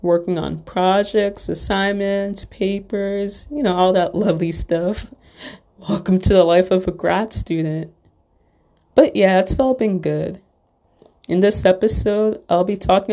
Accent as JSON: {"language": "English", "town": "Little Ferry", "region": "New Jersey", "country": "United States", "said": "I'm from Little Ferry, New Jersey"}